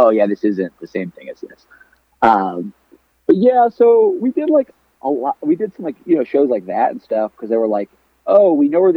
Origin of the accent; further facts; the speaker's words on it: Southern Connecticut, United States; I grew up in Southern Connecticut, just like dead center of Connecticut.